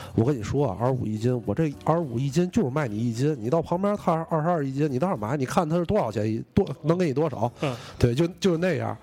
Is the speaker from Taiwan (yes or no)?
no; northern China, China; 咱们作为北方人